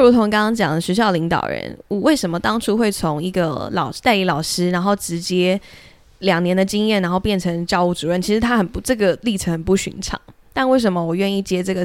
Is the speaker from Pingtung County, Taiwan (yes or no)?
yes; Pingtung County, Taiwan; 我是在屏东长大